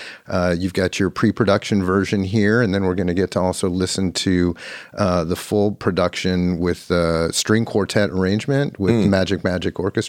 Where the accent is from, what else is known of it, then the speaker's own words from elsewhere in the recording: San Francisco, California, United States; I was born in Mount Zion Hospital, too?